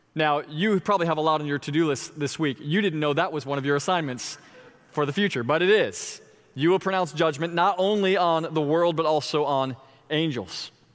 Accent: Florida, United States; my hometown

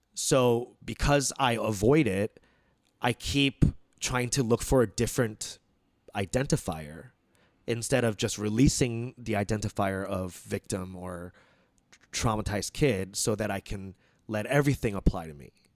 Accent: United States; as Korean American

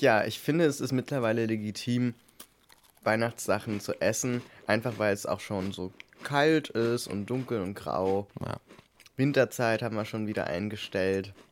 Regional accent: East Germany, Germany; ich komme halt aus dem Osten

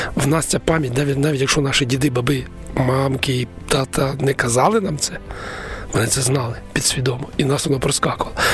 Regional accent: Konotop, Sumy Oblast, Ukraine; я сам народився в Конотопі в військовому містечку

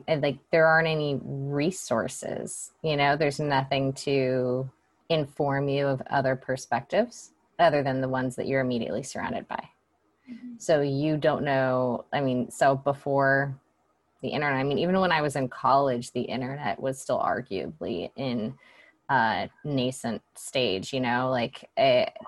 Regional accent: Atlanta, Georgia, United States; now in San Francisco, United States; I live in San Francisco, and I grew up in Atlanta, Georgia.

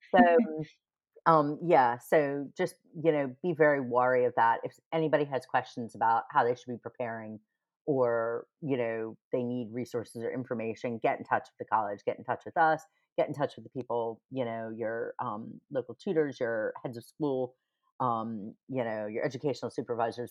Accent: United States; moved away as an adult; now in United Kingdom; I'm American

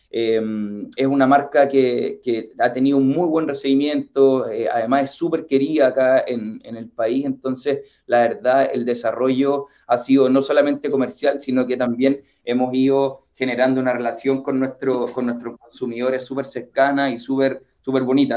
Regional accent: Chile; nosotros, como chilenos

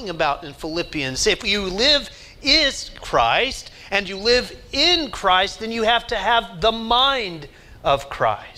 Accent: Oklahoma, United States; I grew up in Oklahoma

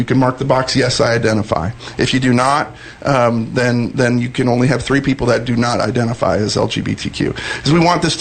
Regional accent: Sioux Falls, South Dakota, United States; now in Dallas, United States; I'm a South Dakota boy. I was born and raised in South Dakota, and my hometown of Sioux Falls, South Dakota

